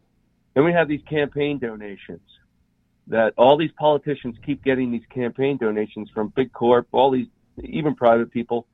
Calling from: Utah, United States; I'm calling from Utah.

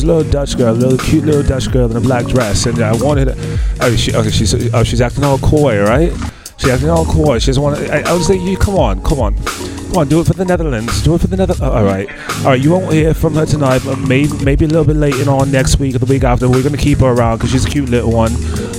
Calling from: East of England, United Kingdom; Yes, I am coming to you live from Essex. We're doing like a little teleconference right now, and I'm phoning in from Essex, and they're over there in Houston.

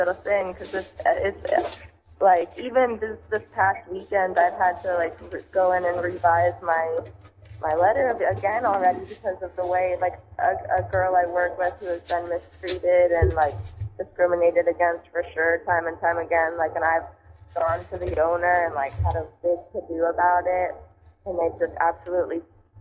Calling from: Central Florida, United States; I'm calling from Central Florida

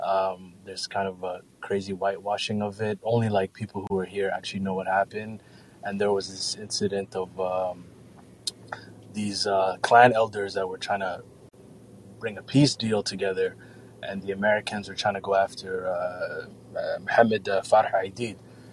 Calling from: Mogadishu, Banaadir, Somalia; I'm calling actually live from Mogadishu, Somalia.

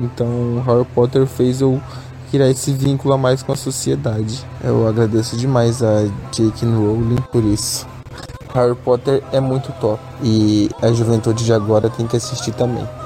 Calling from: Sinop, Mato Grosso, Brazil; sou da cidade de Sinop, Mato Grosso

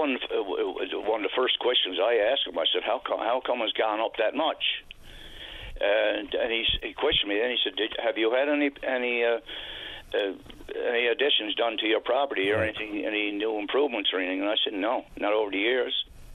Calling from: Marystown, Newfoundland and Labrador, Canada

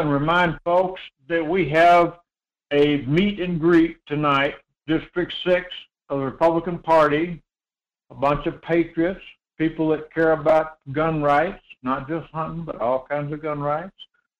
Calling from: Homer, Alaska, United States; Good morning, Michael. This is … at Homer.

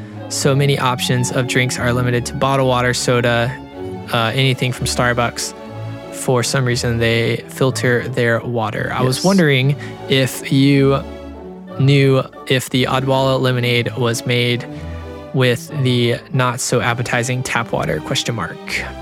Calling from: Cincinnati, Ohio, United States; I'm from Cincinnati and here the water isn't sulfury, ? like it is in Orlando.

